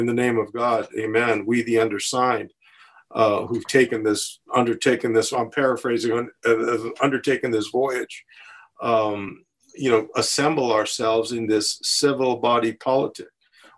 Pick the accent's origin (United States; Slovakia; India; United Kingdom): United States; West Coast; moved away as an adult; also born or lived in Sri Lanka; now in Plymouth, United States; I grew up on the West Coast